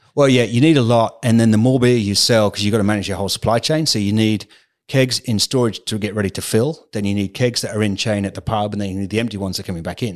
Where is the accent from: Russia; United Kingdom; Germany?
United Kingdom; England; moved away as an adult; also born or lived in Calgary, Canada; now in Australia; am terribly English. Yes, okay. I've spent ten years at an English private school